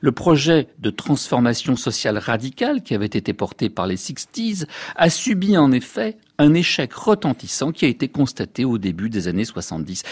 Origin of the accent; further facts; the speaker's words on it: France; chez nous en France